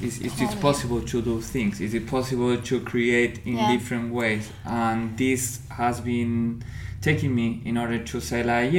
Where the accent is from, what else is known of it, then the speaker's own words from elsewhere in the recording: Argentina; first language Spanish; English is a second language; moved away as an adult; also born or lived in Paraguay; now in Berlin, Germany; I'm coming from Argentina. I'm living in Berlin since 7 years.